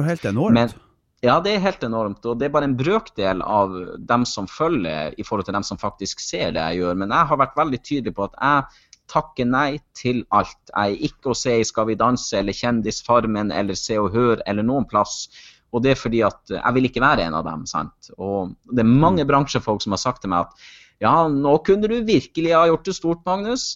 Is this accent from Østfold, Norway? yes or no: no; Kjøllefjord, Troms og Finnmark, Norway; now in Hamar, Norway; Kjøllefjord, for det er jo der jeg kommer ifra